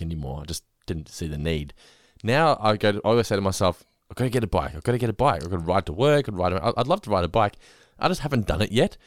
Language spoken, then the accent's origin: English; Geelong, Victoria, Australia; I grew up in North Lane